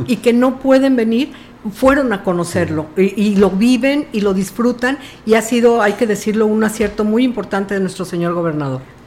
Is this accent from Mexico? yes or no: yes; Tamuín, San Luis Potosí, Mexico; yo soy de Tamuín